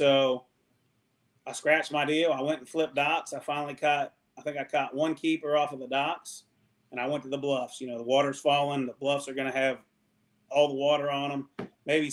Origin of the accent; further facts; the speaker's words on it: Ohio River Valley, United States; me being a river rat, growing up on the Ohio River